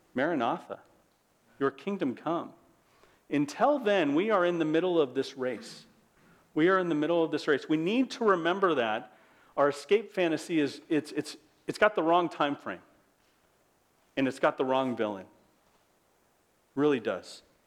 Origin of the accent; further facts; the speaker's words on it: United States; As an American